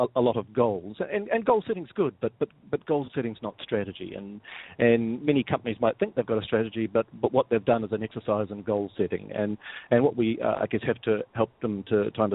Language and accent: English; New Zealand; moved away; as you can probably gather from my accent, I'm not from around here. I'm originally from New Zealand